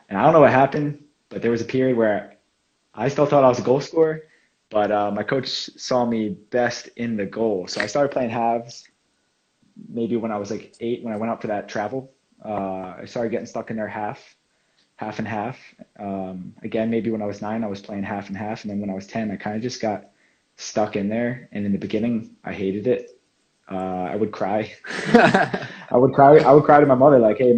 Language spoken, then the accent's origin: English; Medford, New Jersey, United States; moved away as an adult; now in Finland; I'm from Medford, New Jersey. It's on the East Coast, very close to Philadelphia, about 30 minutes. So it's South Jersey, small town, suburban. American football is kind of the big sport where I come from